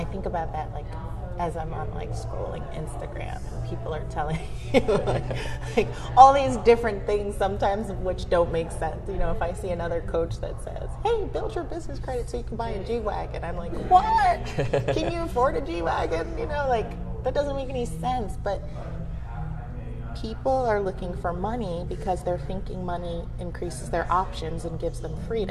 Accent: United States; she thought of me as the American

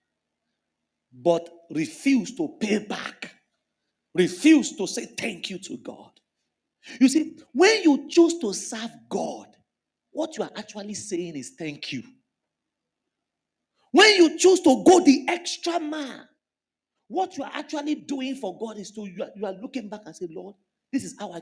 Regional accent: Lagos, Nigeria; moved away as an adult; Ilaje part of Bariga was where I grew up.

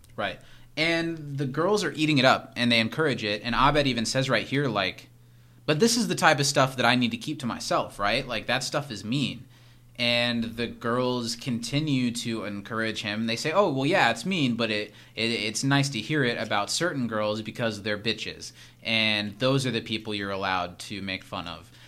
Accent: Midwest, United States; a young boy growing up in the Midwest

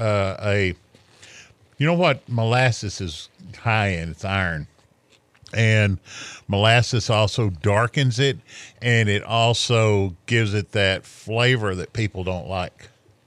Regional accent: Texas, United States; I'm from Texas.

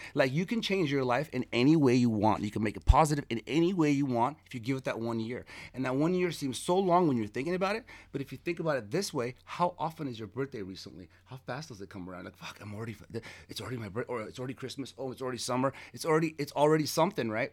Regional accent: Los Angeles, California, United States; also born or lived in Armenia / Queens, New York; when I came from Armenia, we moved, uh, to Queens and then, uh, for a few months and then we moved to Hollywood out of nowhere. And it was on North Kingsley Drive. I grew up there.

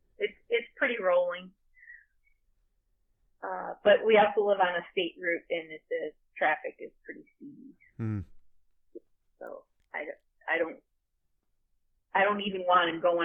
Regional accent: Rochester, New York, United States; I grew up in the portion of the city that's northernmost, and it had been its own town at one time, called Charlotte, which is spelled Charlotte, but it's Charlotte.

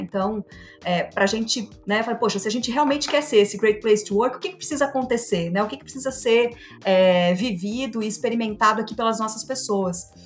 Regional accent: Joinville, Santa Catarina, Brazil; eu sou joinvilense, né? Quase uma raridade. Nasci, me formei na cidade de Joinville, sigo trabalhando por aqui.

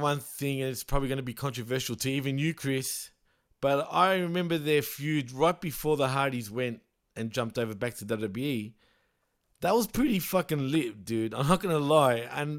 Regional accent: Canada; It's not funny, but fucking it is kind of funny being Canadian and the heart attack.

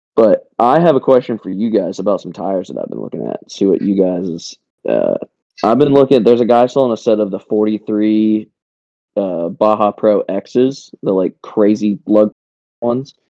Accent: North Carolina, United States; the town that I grew up in in North Carolina

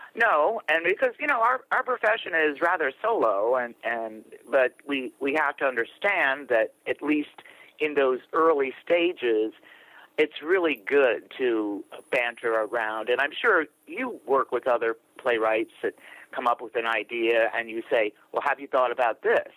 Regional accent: New York, United States; I was raised in New York State and my parents were born and raised in New York City

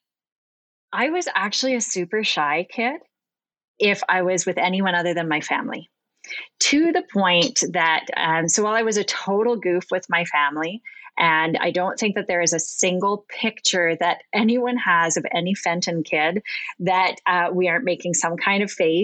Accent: Ontario, Canada; I'm from Ontario

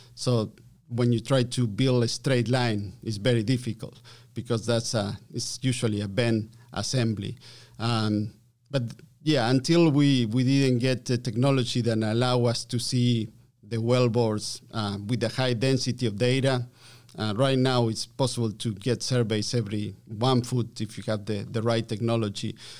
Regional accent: Argentina; English is a second language; moved away as an adult; also born or lived in Calgary, Canada; I'm from Argentina, yes. Um, so I learned my English, uh, via Calgary

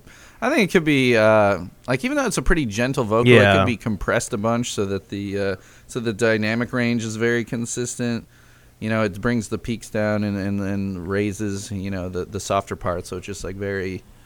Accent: Chicago, Illinois, United States; now in Lafayette, Indiana, United States; I am in Lafayette, Indiana. I grew up in Chicago, though. I'm only a few hours away from Chicago, hour north of Indianapolis. I am. I've lived in Indiana almost as long.

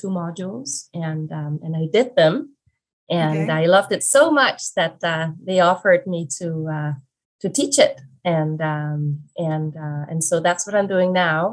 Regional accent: Denmark; moved away as an adult; also born or lived in Hong Kong; now in Vancouver, Canada; I am originally from Denmark. I was born in Denmark and lived there pretty much my whole life up until 2017

